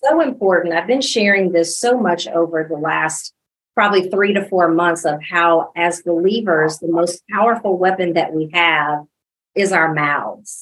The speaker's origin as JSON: {"language": "English", "region": "Illinois", "country": "United States", "tie": "born or raised there", "moved": "as an adult", "lives_now": "Dallas, United States", "said": "I was born and raised in Illinois"}